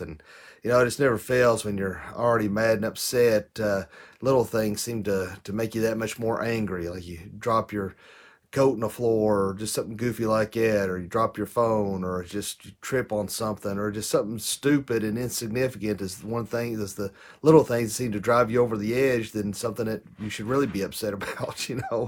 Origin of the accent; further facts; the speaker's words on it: United States; I bet U S